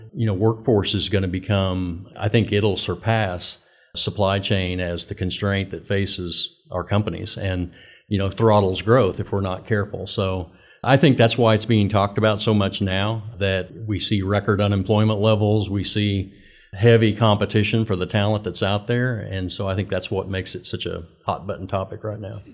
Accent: Winfield, Kansas, United States; moved away as an adult; also born or lived in Oklahoma; born and raised in Winfield, Kansas

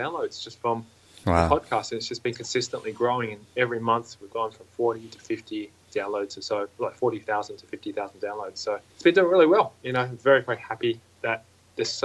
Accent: Australia; I was born in Australia, and born and bred in Australia

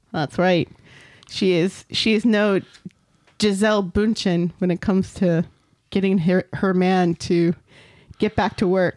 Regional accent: United States; accent: American; I'm an American

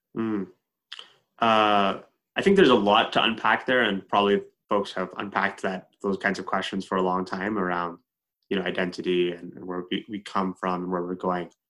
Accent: Edmonton, Alberta, Canada; I was born and raised in Edmonton, Alberta.

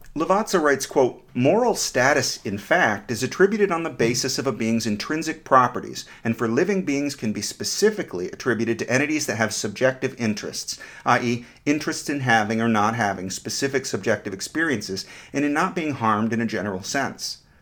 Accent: United States; I'm an American romantic

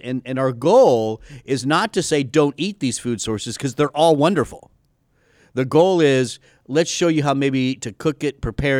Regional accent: Texas, United States; Oh, I'm from Texas. Yes. Yeah. I hide my accent.

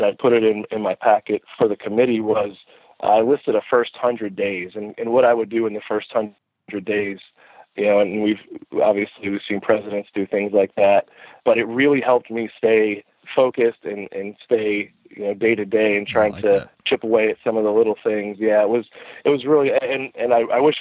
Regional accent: just outside of Tampa, Florida, United States; moved away as an adult; also born or lived in Kentucky / Pennsylvania / Texas; I grew up just outside of Tampa, Florida, and played high school baseball down there

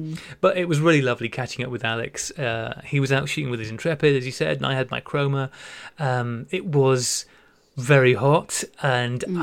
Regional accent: United Kingdom; being British

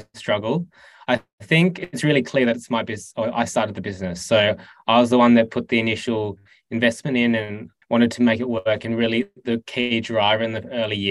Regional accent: Tasmania, Australia; I grew up in Tassie

